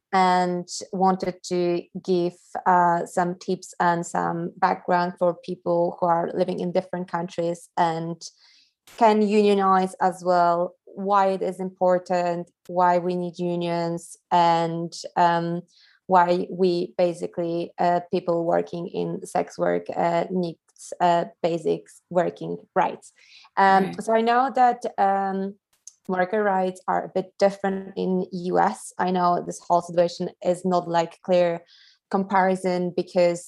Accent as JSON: {"language": "English", "country": "Poland", "also_born_or_lived": "London", "said": "I'm originally from Poland"}